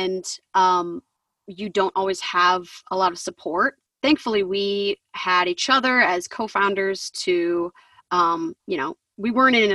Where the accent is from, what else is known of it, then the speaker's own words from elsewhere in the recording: Northern Indiana, United States; moved away as an adult; also born or lived in Nashville, Tennessee; I am from Northern Indiana, moved to Nashville in, 2012 to go to Belmont